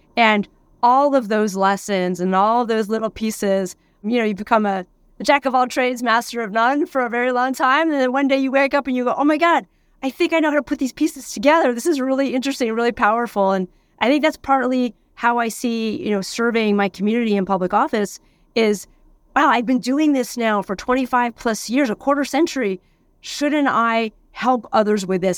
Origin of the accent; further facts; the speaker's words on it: Pennsylvania, United States; moved away as an adult; also born or lived in San Diego, California; now in Sausalito, United States; I grew up in Pennsylvania